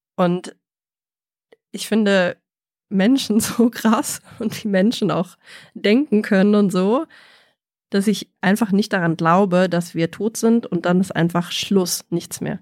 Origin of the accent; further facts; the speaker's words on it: Germany; bei uns in Deutschland